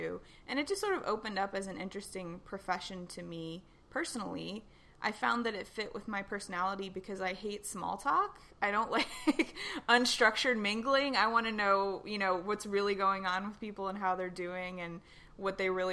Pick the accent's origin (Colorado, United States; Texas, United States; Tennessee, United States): Tennessee, United States; growing up in Tennessee in the South